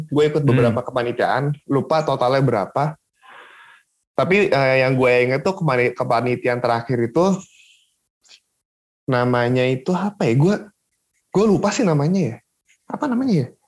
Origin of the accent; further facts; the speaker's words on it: Cilegon, Banten, Indonesia; jadi gue itu orang Cilegon gue tinggal di Cilegon